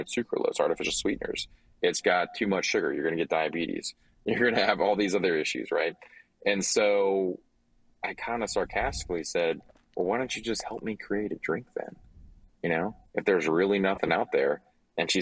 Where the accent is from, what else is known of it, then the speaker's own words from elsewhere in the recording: Louisiana, United States; I'm from Louisiana